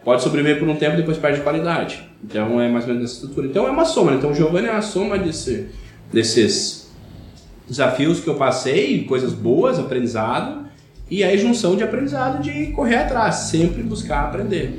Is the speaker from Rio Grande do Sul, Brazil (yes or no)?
yes; Rio Grande do Sul, Brazil; accent: colono; o sotaque tá certo, eu sou de uma cidade pequena, como princípio, interior, né? Então, colono, né? Então, até os 11 anos de idade